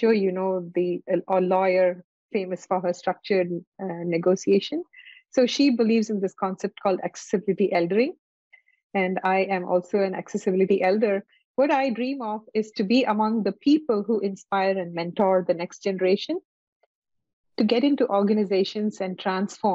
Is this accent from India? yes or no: yes; India; moved away; I come from India